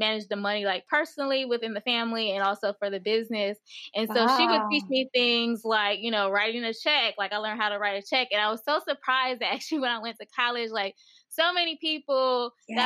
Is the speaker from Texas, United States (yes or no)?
no; Miami, Florida, United States; now in Georgia, United States; I live in Georgia now, but I grew up in Miami, Florida